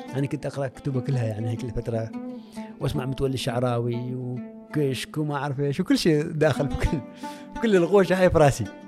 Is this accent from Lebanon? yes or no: no; Oman; أني مسلم من عمان